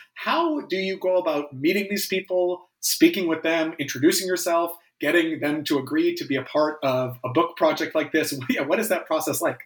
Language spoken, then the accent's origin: English; Canada; especially as a Canadian